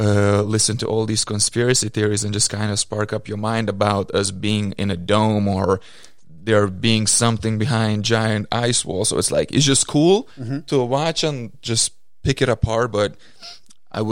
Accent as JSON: {"language": "English", "country": "Lithuania", "moved": "yes", "lives_now": "United States", "said": "People still look at me like Lithuanian, like even though if I say like sure I got the American citizenship"}